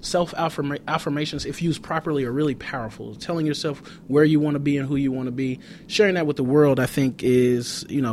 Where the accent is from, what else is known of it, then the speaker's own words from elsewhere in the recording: Compton, California, United States; I grew up in Compton